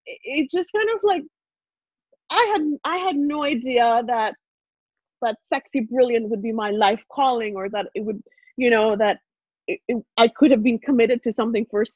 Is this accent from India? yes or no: yes; India; English is a second language; moved away as an adult; now in Canada; I grew up in India, born and raised in India. So English was not my first language.